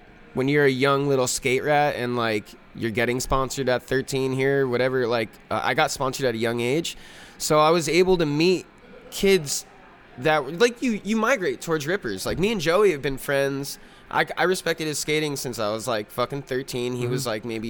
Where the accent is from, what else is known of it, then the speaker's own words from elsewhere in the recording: Pine Barrens, New Jersey, United States; moved away; I grew up in the Pine Barrens